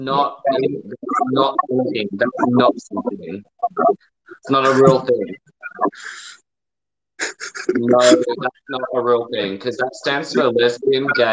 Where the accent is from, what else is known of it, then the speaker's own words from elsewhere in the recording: Perth, Western Australia, Australia; now in United Kingdom; my childhood in Perth, Australia